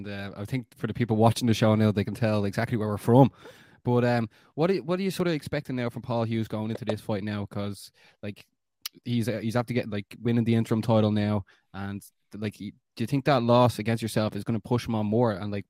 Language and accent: English; Ireland; we're the Irish guys